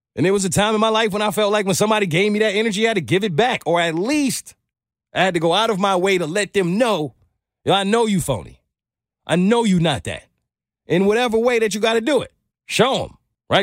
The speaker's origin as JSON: {"language": "English", "town": "New York City", "region": "New York", "country": "United States", "tie": "born or raised there", "said": "I grew up in New York City"}